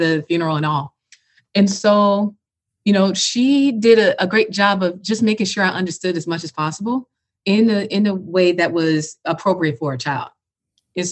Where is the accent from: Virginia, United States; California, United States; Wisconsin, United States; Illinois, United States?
Illinois, United States; Chicago; now in Atlanta, United States; I'm born and raised in Chicago